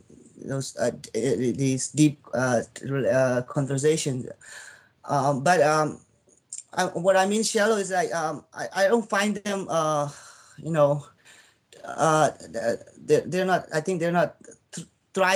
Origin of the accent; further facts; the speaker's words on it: Myanmar; moved away as an adult; now in United States; I was born in Burma, and I moved to the United States when I was about like 18 years old